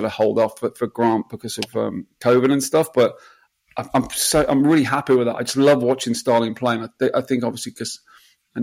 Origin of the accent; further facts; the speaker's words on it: England, United Kingdom; I'm English.